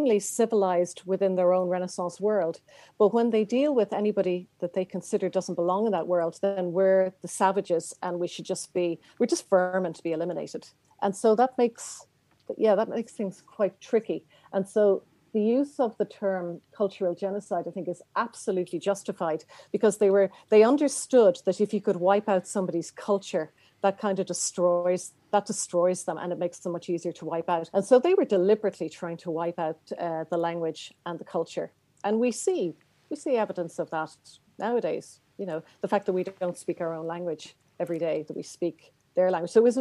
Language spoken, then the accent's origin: English; Dublin, Leinster, Ireland; moved away as an adult; also born or lived in Stuttgart, Germany / Carrick-on-Suir, Ireland; I'm Irish.